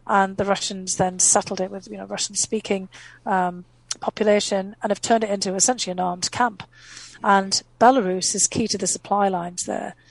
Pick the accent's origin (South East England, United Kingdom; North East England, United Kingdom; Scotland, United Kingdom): North East England, United Kingdom; first language English; moved away as an adult; also born or lived in Boston; now in United States; I left, you know, my um, hometown in the northeast of England because there was no opportunity there